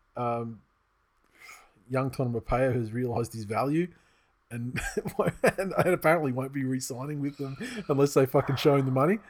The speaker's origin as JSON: {"language": "English", "country": "Australia", "said": "I'm Australian and, uh, you know, I'm young"}